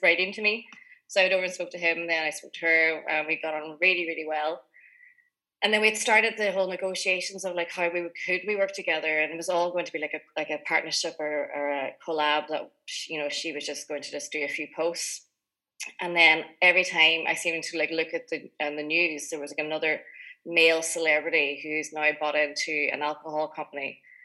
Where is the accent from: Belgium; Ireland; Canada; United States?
Ireland; Greencastle, Ulster; also born or lived in United Kingdom; I grew up in Greencastle, which is in Inishowen